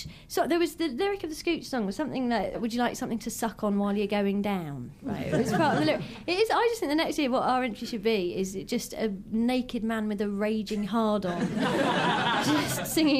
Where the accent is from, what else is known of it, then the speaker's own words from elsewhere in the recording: Ireland; I'm an Irish person